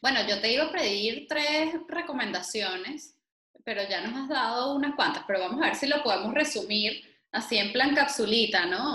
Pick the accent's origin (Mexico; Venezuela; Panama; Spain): Venezuela; moved away; Entre venezolanos